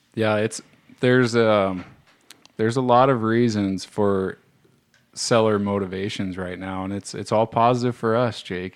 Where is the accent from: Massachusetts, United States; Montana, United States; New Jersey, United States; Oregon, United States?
Montana, United States; Roberts; me growing up in Roberts, Bob, Montana, um, in the 80s or 70s